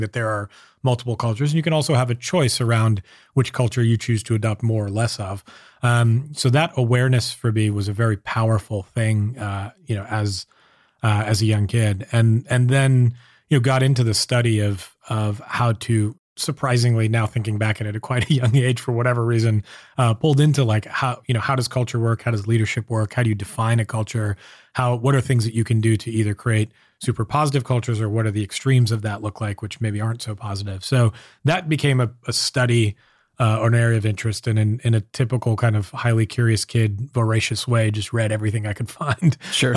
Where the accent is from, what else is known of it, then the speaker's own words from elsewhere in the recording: Southern California, United States; moved away as an adult; now in San Francisco, United States; I grew up down in Southern California